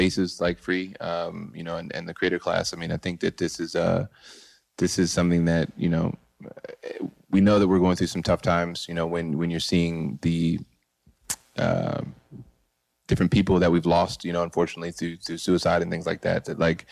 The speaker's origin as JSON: {"language": "English", "town": "Boyds", "region": "Maryland", "country": "United States", "also_born_or_lived": "New York", "moved": "yes", "said": "I'm originally from Boyds, Maryland, which is a very small town in Maryland. And it inspired me to move to New York"}